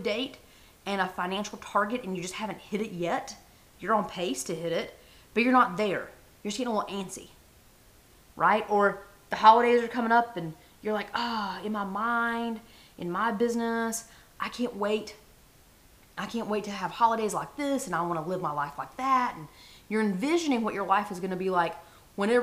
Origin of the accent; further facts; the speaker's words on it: the South, United States; I was raised in the South.